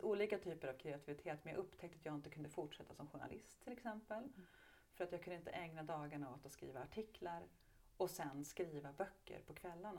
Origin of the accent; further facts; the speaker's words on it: Hofors, Gävleborg County, Sweden; där då i Gästrikland i Hofors så har jag vuxit upp med väldigt mycket hårdrock omkring mig.